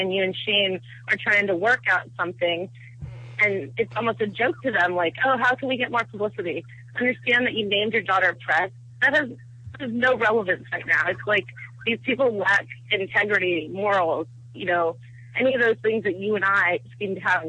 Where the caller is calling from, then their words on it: Virginia, United States; I'm calling from Virginia.